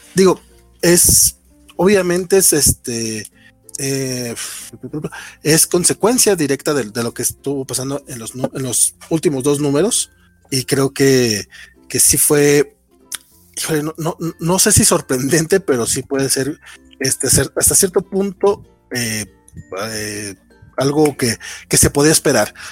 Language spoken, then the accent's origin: Spanish; Mexico; also born or lived in Durango; como mexicanos